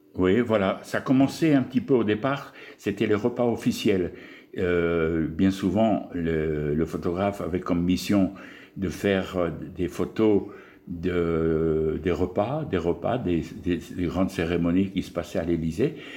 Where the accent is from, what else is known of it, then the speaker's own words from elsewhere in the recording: Pas-de-Calais, Hauts-de-France, France; moved away as an adult; also born or lived in Argelès-Gazost; je suis originaire donc, du Pas-de-Calais, hein, tout en haut, là, des Hauts-de-France, où mon père était